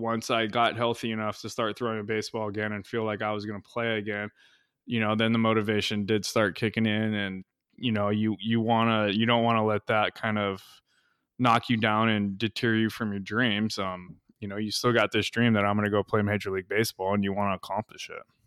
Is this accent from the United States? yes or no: yes; Kauai, Hawaii, United States; moved away as an adult; now in Arizona, United States; I grew up on Kauai, which is, um, you know, one of the smaller islands